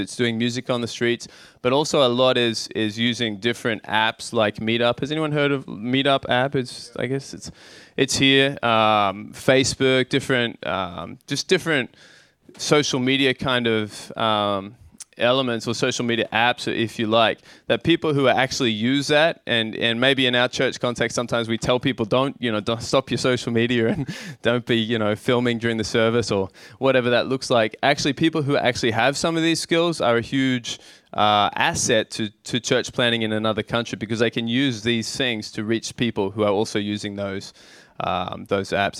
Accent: Australia; moved away as an adult; now in Tokyo, Japan; growing up in Australia, in a small town

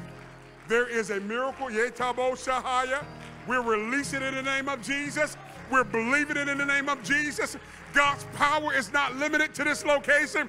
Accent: Ohio, United States; moved away; also born or lived in Nuremberg, Germany; I'm from Ohio, all the way over there in Nuremberg, Germany

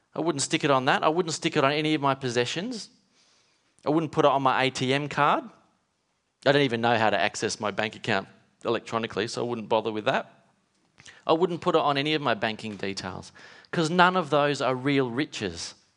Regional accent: Western Australia, Australia; growing up in Western Australia

